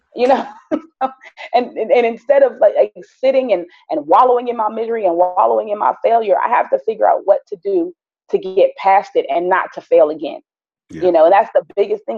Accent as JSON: {"language": "English", "town": "Philadelphia", "region": "Pennsylvania", "country": "United States", "tie": "born or raised there", "also_born_or_lived": "South Jersey / Wichita, Kansas", "moved": "yes", "lives_now": "Georgia, United States", "said": "I was born in North Philadelphia"}